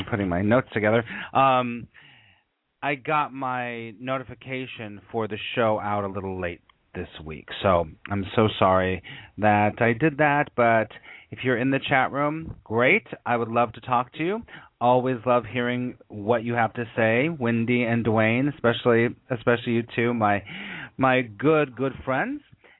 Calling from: New York City, New York, United States; I am calling you from New York City

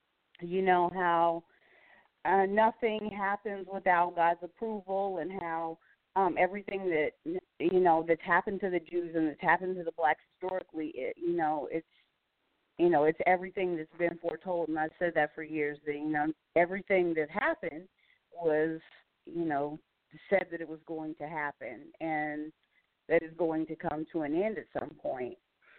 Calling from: Gainesville, Virginia, United States; from Gainesville, Virginia.

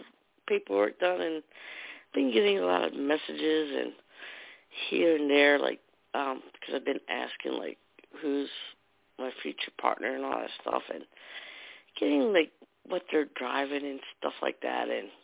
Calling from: New Jersey, United States; New Jersey.

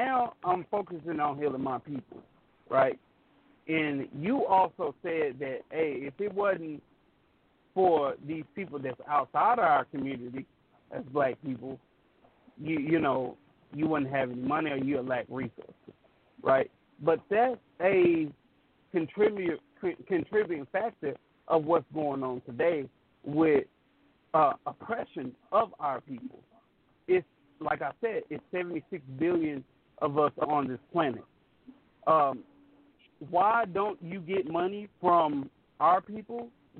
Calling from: Beaumont, Texas, United States; I'm in Beau

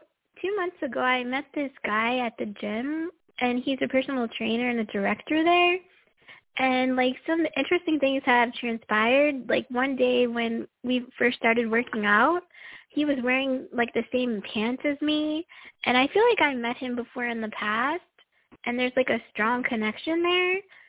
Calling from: Florida, United States

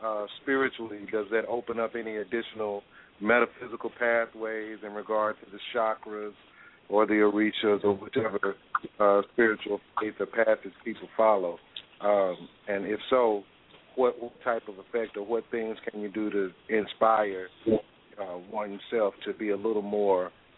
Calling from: Dallas, Texas, United States; I'm calling from the Dallas, Texas area.

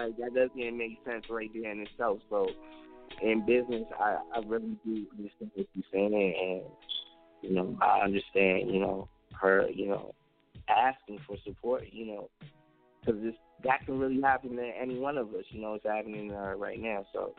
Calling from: Maryland, United States; I'm calling from Maryland right now. MD, DC, VA, the Tri-State, DMC, Dunlaw.

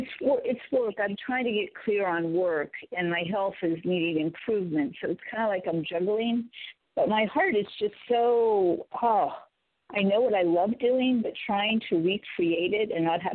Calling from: California, United States; Hi, Amy in California.

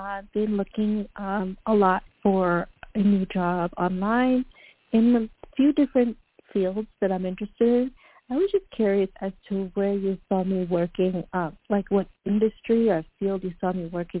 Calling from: New York, United States; I'm calling from New York.

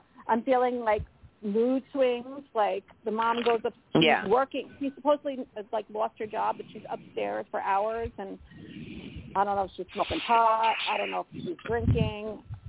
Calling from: Colorado, United States; Hi, this is … from Colorado.

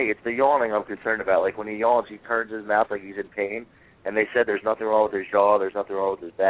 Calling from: Point Pleasant, New Jersey, United States; I'm calling from Point Pleasant, New Jersey.

